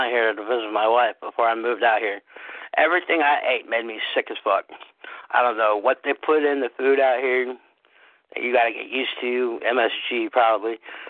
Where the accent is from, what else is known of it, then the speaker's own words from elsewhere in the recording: San Francisco, California, United States; moved away; I'm from San Francisco.